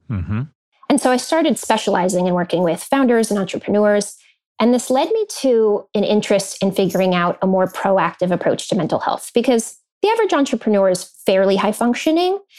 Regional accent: Silicon Valley, California, United States; I grew up in Silicon Valley

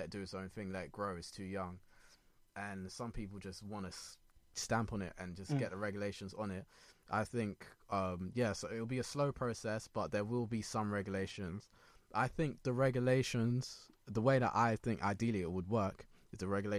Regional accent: Ghana; I'm Ghanaian.

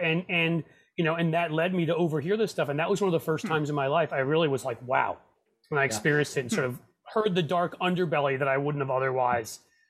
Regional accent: New York City, New York, United States; I grew up in New York City.

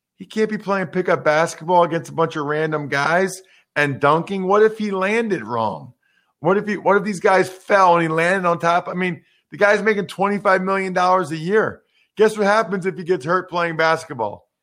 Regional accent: Pennsylvania, United States; I'm from Pennsylvania

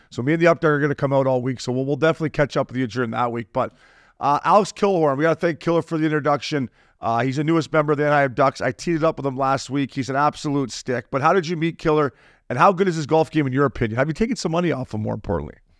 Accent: Canada; now in United States; We're Canadian

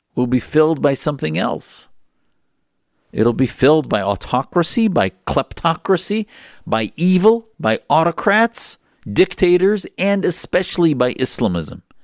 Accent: United States; as an American

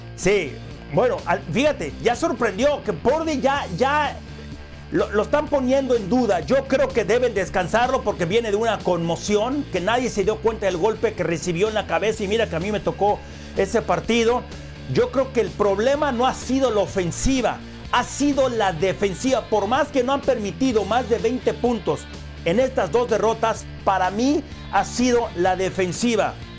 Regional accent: Mexico; como mexicano

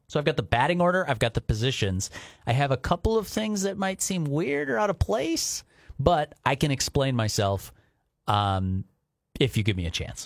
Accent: Minnesota, United States; as an American, as a Minnesotan

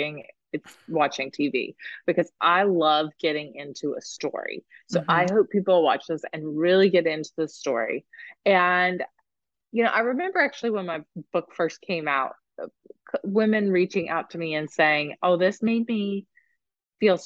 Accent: West Virginia, United States; I'm from West Virginia

